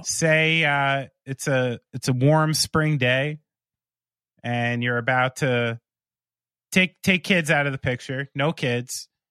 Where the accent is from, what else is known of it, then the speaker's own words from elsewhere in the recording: United States; as an American